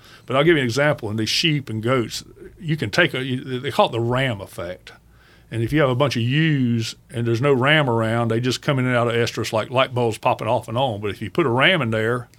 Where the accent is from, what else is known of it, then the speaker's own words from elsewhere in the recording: Okefenokee Swamp, South Georgia, United States; moved away; where I live, there are no swamps. But right. I'm from South Georgia. I was born right in the middle of Okefenokee Swamp.